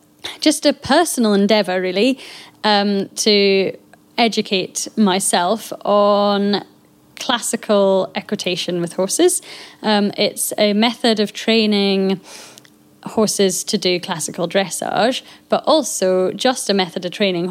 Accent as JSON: {"language": "English", "area": "Scottish Borders", "region": "Scotland", "country": "United Kingdom", "said": "we are here and we are local"}